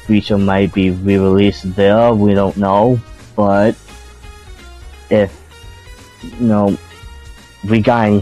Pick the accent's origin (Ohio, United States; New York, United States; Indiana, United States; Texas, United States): New York, United States; New York City; me being a New Yorker